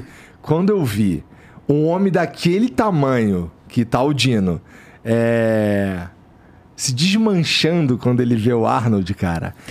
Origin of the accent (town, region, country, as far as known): Rio de Janeiro, Brazil; moved away